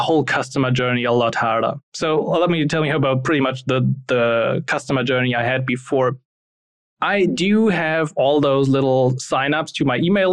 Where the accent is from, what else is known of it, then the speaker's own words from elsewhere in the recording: Germany; English is a second language; I'm not a non-native speaker. I'm from Germany. In the beginning, I was never good in English